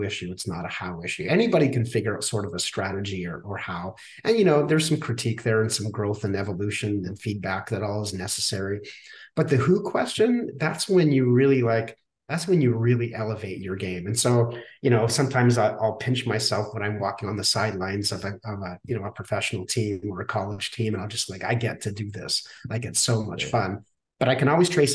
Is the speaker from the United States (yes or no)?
no; Saskatchewan, Canada; I grew up in Saskatchewan, Canada